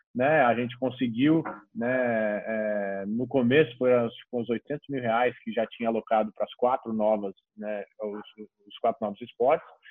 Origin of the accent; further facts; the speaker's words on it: Brazil; para o brasileiro